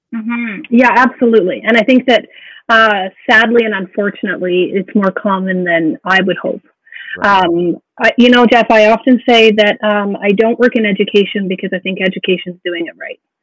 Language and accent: English; Alberta, Canada; moved away as an adult; also born or lived in Yukon; born and raised in Alberta